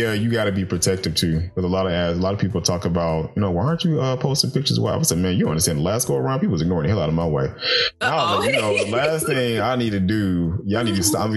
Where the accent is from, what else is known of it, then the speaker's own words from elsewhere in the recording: Macon, Georgia, United States; I come from Macon, Georgia, and Macon is the country